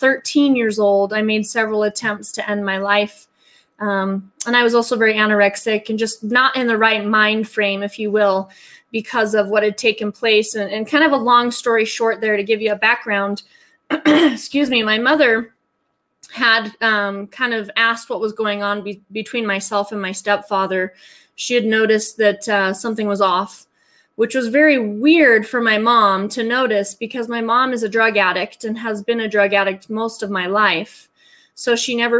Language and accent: English; Salt Lake City, Utah, United States; born and raised in Utah, as a matter of fact, within the vicinity of Salt Lake